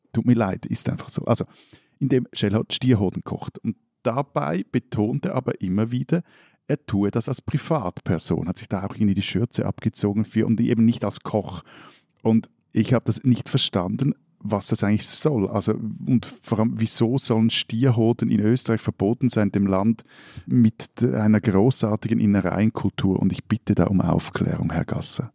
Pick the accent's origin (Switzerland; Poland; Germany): Switzerland; dass ich als Schweizer